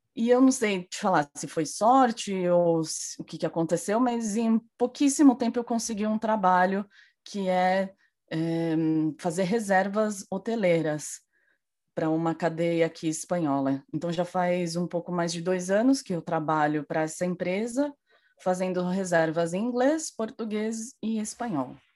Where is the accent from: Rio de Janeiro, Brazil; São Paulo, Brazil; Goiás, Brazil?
São Paulo, Brazil; Cajamar; moved away as an adult; now in Madrid, Spain; eu sou de, do interior de São Paulo, muito uma cidade muito próxima da capital, que se chama Cajamar